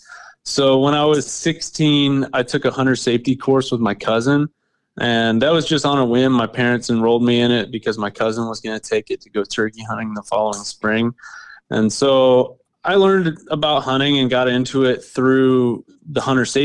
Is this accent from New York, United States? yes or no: no; Kansas, United States; But I'm from Kansas, like I said earlier, and been a resident here my whole life